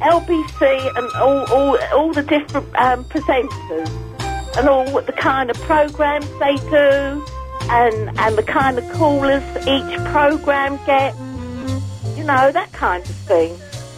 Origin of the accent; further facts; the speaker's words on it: Cockfosters, London, United Kingdom; from Cockfosters.